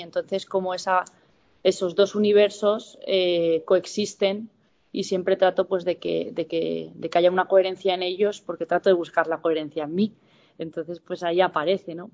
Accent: San Fernando de Henares, Community of Madrid, Spain; also born or lived in Villamayor / Cifuentes; la ciudad dormitorio que en la que yo me he criado ha sido San Fernando de Henares

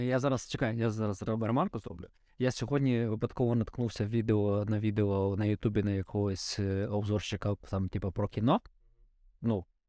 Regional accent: Vinnytsia Oblast, Ukraine; Я в селі виріс в Вінницькій області

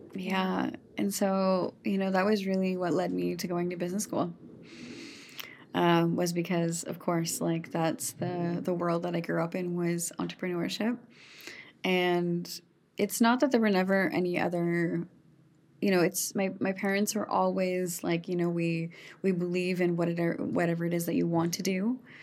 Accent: Saskatchewan, Canada; I am born and raised in Saskatchewan

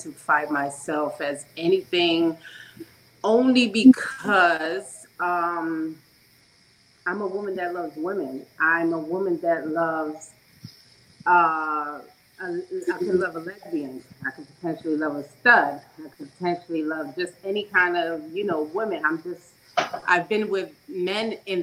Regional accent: England, United Kingdom; now in United States; My nationality is British Jamaican, so I was born in England, but my parents are Jamaican. Been in the United States for over 22 years.

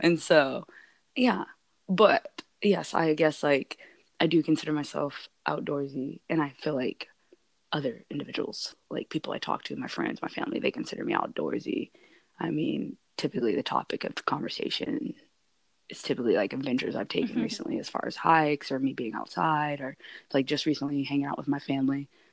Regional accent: Alaska, United States; being born and raised in Alaska

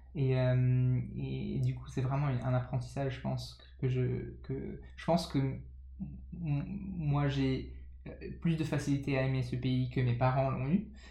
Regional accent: France; j'ai grandi en, en, France de parents anglais

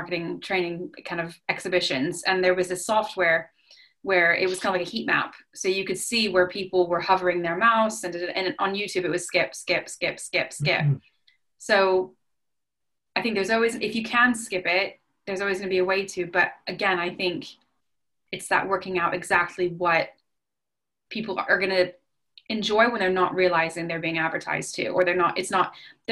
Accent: United States; as an American

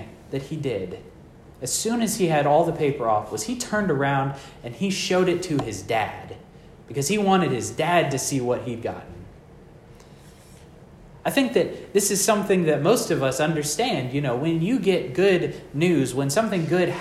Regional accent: Texas, United States; I'm from Texas where everything is flat

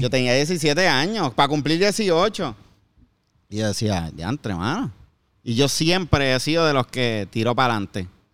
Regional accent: Bayamón, Puerto Rico; moved away as an adult; En Puerto Rico, yo, yo soy de Bayamón. Yo toda ah, mi vida he, vivido en Bayamón hasta que me mudé después del huracán

